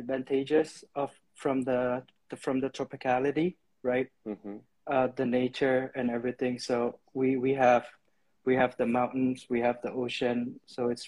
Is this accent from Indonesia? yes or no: yes; Indonesia; I was born in Indonesia, so I hold an Indonesian passport